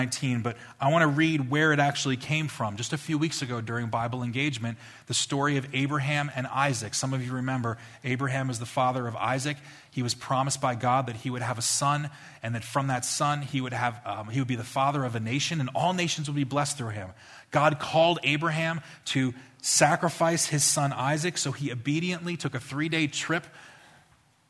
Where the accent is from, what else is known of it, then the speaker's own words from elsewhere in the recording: New Jersey, United States; I'm from New Jersey